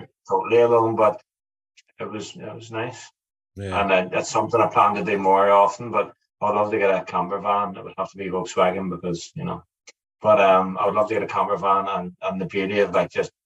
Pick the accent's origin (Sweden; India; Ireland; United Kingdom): Ireland; I'm Irish